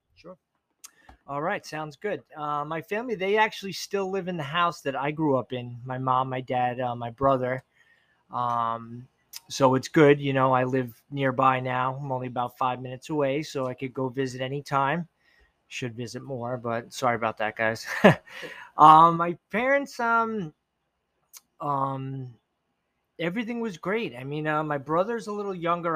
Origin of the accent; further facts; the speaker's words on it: Levittown, United States; I grew up in Levittown